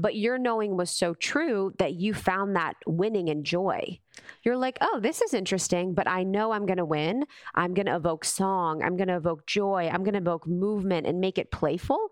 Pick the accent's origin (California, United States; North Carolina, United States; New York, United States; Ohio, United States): Ohio, United States; I grew up in Ohio